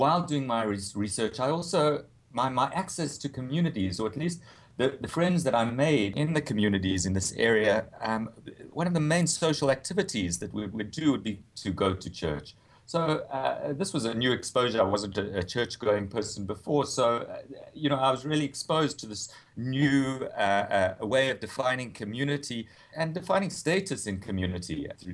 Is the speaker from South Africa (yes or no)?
yes; South Africa; moved away as an adult; also born or lived in Cape Town / United States; as a South African